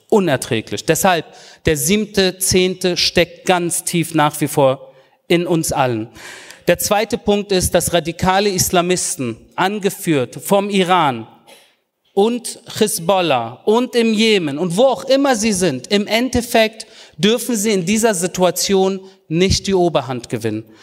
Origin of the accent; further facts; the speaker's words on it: Berlin, Germany; now in Israel; als Berliner, der hier in Spandau und im Wedding groß geworden ist